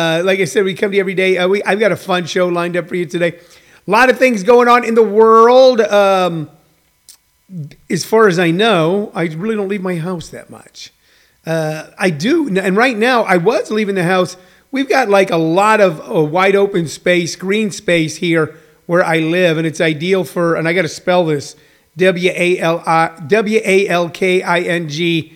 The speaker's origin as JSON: {"language": "English", "region": "Midwest", "country": "United States", "tie": "born or raised there", "moved": "yes", "said": "where I grew up in the Midwest"}